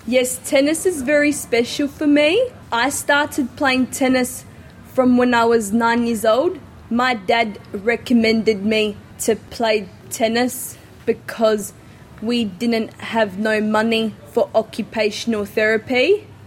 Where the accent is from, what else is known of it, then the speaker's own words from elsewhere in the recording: Adelaide, South Australia, Australia; I am from Adelaide, South Australia.